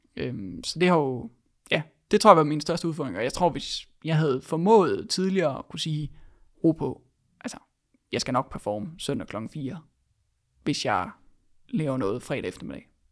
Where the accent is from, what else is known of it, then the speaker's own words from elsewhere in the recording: Denmark; vi som danskere har været vant til at gøre tingene på